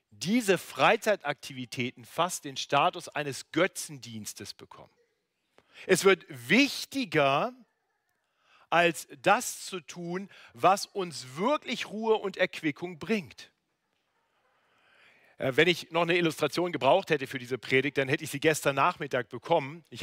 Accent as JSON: {"language": "German", "region": "North Germany", "country": "Germany", "lives_now": "Munich, Germany", "said": "Das ist ja der äh, große Vorteil, wenn man in München lebt im Gegensatz zu Norddeutschland, wo ich herkomme."}